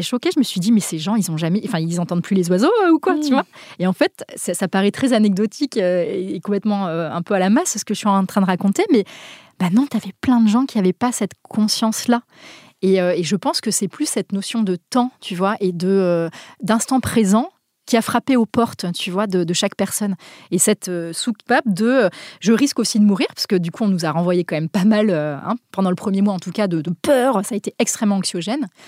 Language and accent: French; Basque Country, Nouvelle-Aquitaine, France; now in Paris, France; je viens du Pays Basque au départ, je vis à Paris